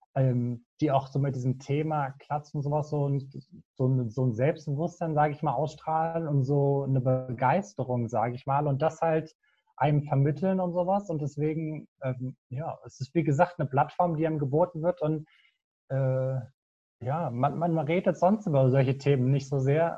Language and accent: German; near Frankfurt, Hesse, Germany; moved away as an adult; now in Aachen, Germany; bin nicht gebürtig aus Aachen, sondern komme eigentlich aus der Nähe von Frankfurt, wohne jetzt aber für mein Studium halt, wie gesagt, hier in Aachen